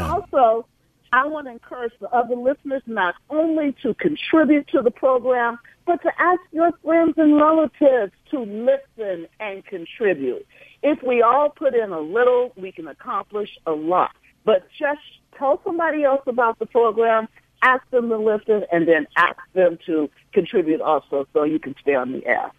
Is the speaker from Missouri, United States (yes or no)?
yes; St. Louis, Missouri, United States; my hometown Saint Louis, Missouri